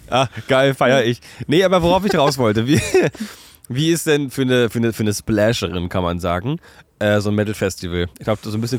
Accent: Chemnitz, Saxony, Germany; Kennst du, ich komme aus Chemnitz.

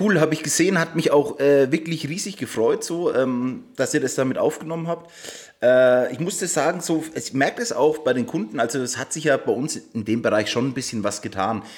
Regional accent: Waldbüttelbrunn, Bavaria, Germany; Ich bin damals noch zur Schule gegangen und äh, ich komme aus Waldbüttelbrunn

